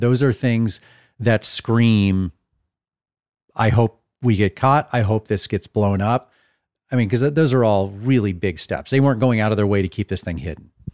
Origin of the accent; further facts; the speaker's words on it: Dallas, Texas, United States; I'm actually in my hometown of Dallas, as we said off the top. I'm, I have friends that I grew up with here in Dallas 'cause I lived and grew up in the same area since I was five years old